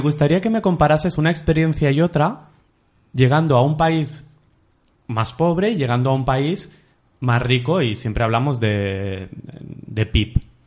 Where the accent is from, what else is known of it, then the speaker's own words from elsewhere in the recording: Olesa de Montserrat, Catalonia, Spain; yo soy de Olesa, un pueblo que hay a unos 30 minutos de, Barcelona